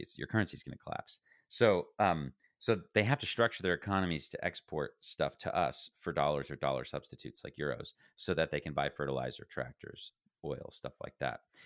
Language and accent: English; United States; I speak as an American